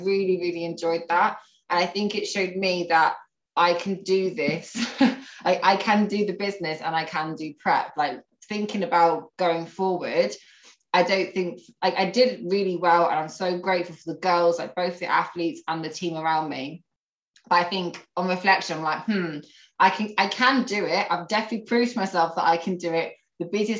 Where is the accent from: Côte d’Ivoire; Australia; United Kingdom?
United Kingdom; Northampton, East Midlands; also born or lived in Nottingham / Malaysia / Manchester; I'm from Northampton. I've pretty much spent all my life here.